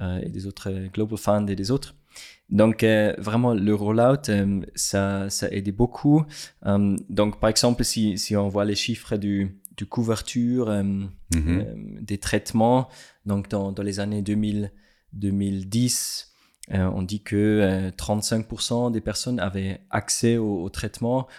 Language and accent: French; Switzerland; French is a second language; also born or lived in Lesotho; je suis suisse